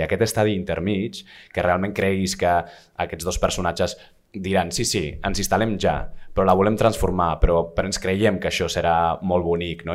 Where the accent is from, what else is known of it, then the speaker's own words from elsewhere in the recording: San Sebastián, Basque Country, Spain; moved away; also born or lived in London / Empordà; jo de Donosti